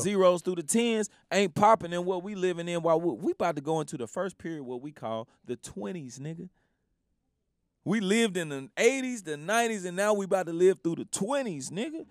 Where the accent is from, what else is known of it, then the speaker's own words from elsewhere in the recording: Memphis, Tennessee, United States; coming from Memphis, like, you gotta under, you gotta understand, like, I grew up around …